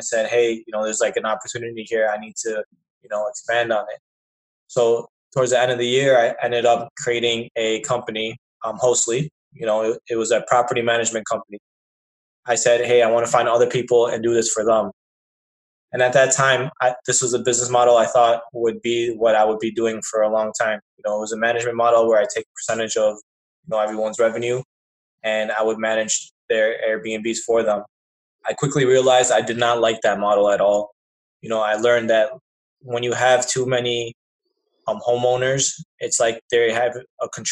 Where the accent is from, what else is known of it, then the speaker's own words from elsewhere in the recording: Chicago, Illinois, United States; I was raised here in Chicago all my life